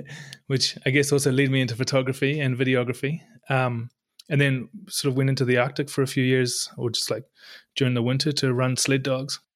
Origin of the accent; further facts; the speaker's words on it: New Zealand; moved away as an adult; also born or lived in Europe; now in Norway; I'm from New Zealand, but lived in Europe, I don't know, close to ten years now and found our way to Norway